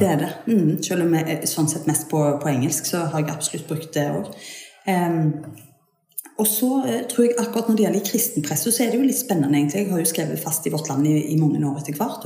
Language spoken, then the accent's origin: Norwegian; Suldal, Rogaland, Norway; moved away as an adult; also born or lived in Bergen; now in Jæren, Norway; jeg er ryfylking. Jeg er fra Suldal inne i Ryfylke